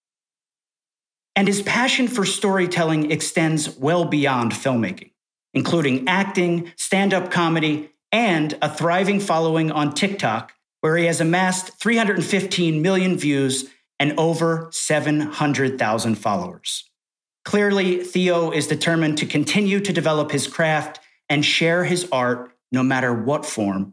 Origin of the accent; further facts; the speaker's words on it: New York, United States; As a New Yorker